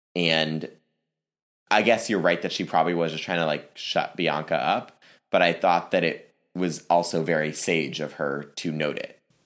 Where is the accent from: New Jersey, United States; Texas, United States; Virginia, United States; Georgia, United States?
Virginia, United States; Northern; moved away; I'm originally from the Virginia area. I'm from Northern Virginia in the D C area.